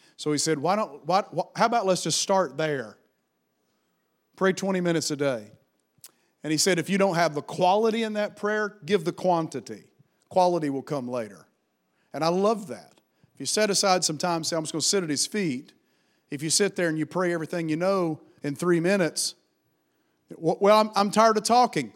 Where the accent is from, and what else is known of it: United States